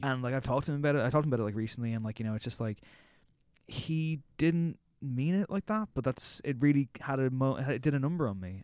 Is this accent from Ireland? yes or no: yes; Drogheda, Leinster, Ireland; moved away as an adult; now in Dublin, Ireland; I'm from Drogheda, which is, like, a small enough town